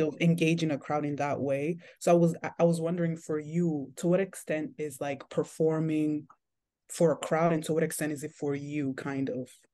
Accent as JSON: {"language": "English", "country": "Nigeria", "said": "I'm also Nigerian"}